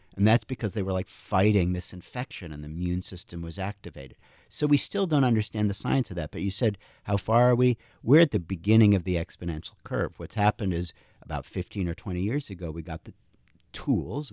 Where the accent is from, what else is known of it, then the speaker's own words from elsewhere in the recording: Princeton, New Jersey, United States; moved away; 'cause my parents were physicists, we grew up in Princeton